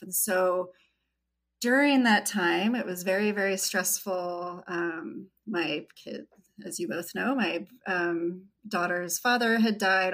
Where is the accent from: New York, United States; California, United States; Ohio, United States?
California, United States; Red Bluff; I grew up outside of Red Bluff in Derryville. There were about 175 people there